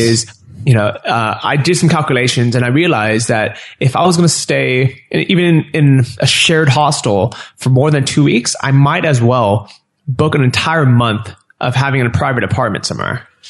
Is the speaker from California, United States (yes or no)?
yes; San Francisco, California, United States; moved away as an adult; also born or lived in Los Angeles; I grew up in San Francisco, and then I was living